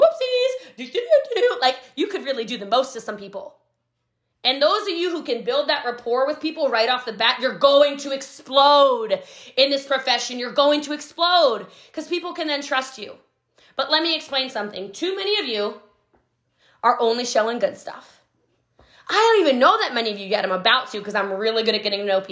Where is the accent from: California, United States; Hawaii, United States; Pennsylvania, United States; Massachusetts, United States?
Hawaii, United States; I'm Hawaiian